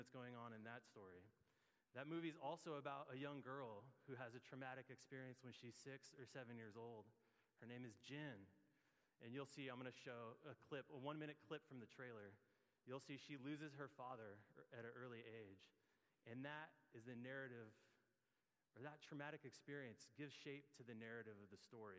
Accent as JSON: {"language": "English", "town": "Gilroy", "region": "California", "country": "United States", "tie": "born or raised there", "also_born_or_lived": "Milpitas", "moved": "yes", "said": "my family moved to Gilroy, and I grew up in Gilroy for a few years"}